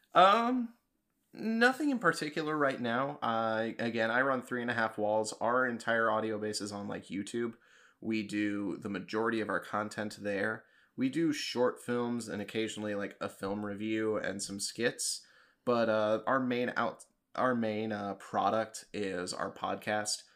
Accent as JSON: {"language": "English", "town": "Kansas City", "country": "United States", "tie": "born or raised there", "said": "So I was living there at the time because that's my hometown."}